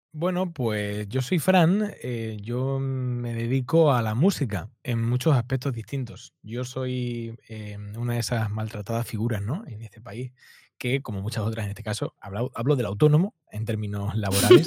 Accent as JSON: {"language": "Spanish", "town": "Málaga", "region": "Andalusia", "country": "Spain", "said": "yo soy del sur de España, de Málaga"}